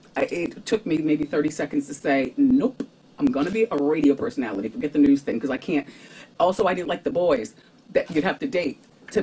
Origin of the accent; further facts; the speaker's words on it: New Jersey, United States; But growing up in Jersey, I grew up in the New York tri-state part of Jersey.